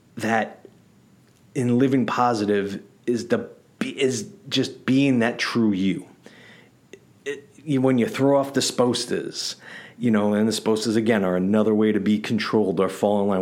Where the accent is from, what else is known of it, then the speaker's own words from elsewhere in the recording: New York City, New York, United States; growing up in the Bronx in the eighties and nineties.